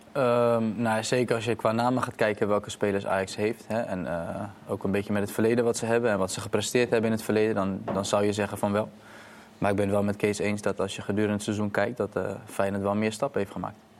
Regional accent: Rotterdam, South Holland, Netherlands; voor mij ook als Rotterdamse jongen

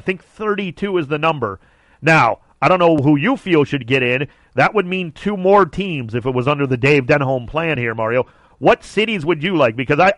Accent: Cleveland, Ohio, United States; now in Los Angeles, United States; my hometown of Cleveland

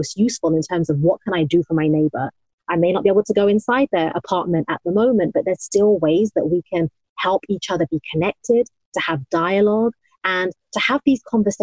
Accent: United Kingdom; now in United States; I'm talking as a Muslim woman of Indian origin, and I'm British, obviously living in the United States

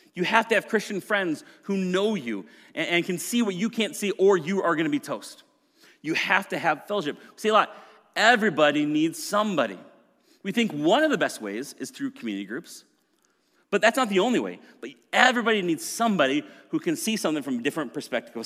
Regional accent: Maple Grove, Minnesota, United States; also born or lived in Plymouth, Minnesota; I grew up in Maple Grove, and then we moved to Plymouth when I was in high school

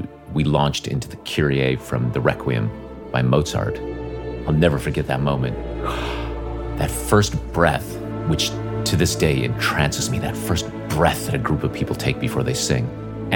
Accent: Northern Nevada, United States; I grew up in Northern Nevada

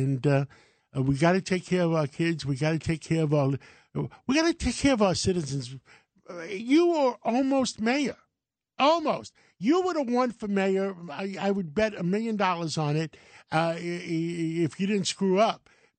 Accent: New York City, New York, United States; me and you, we both went to Brooklyn Tech, and that was one great school. And we listen, I came from Harlem.

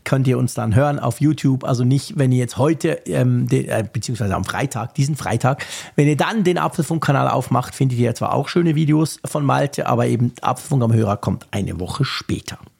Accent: Switzerland; bei uns war es so in der Schweiz

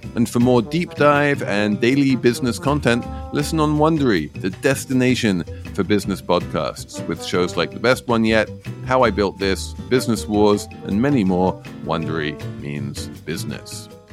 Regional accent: England, United Kingdom; moved away; as an Englishman

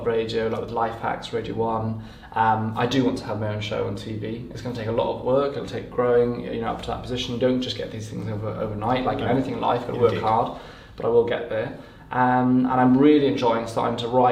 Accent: Carmarthenshire, West Wales, United Kingdom; moved away as an adult; now in London, United Kingdom; I grew up in West Wales in Carmarthenshire, a little town

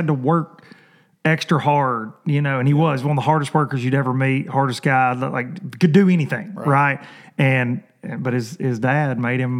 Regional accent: southern Middle Tennessee, United States; I always say I'm from southern Middle Tennessee.

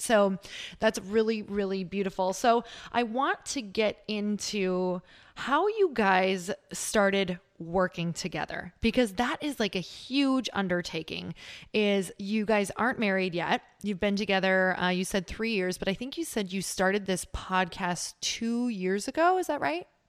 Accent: Midwest, United States; I'm from the Midwest

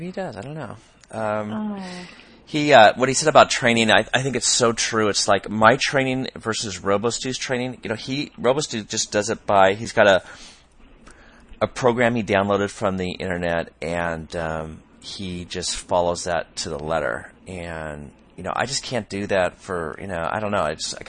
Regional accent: Michigan, United States; I found a sprint try on August 13th in Onsted, Michigan, not far from my hometown. I currently reside south of Chicago.

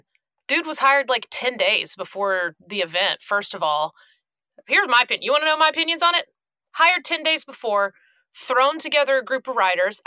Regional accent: Glennville, Georgia, United States; born or raised there

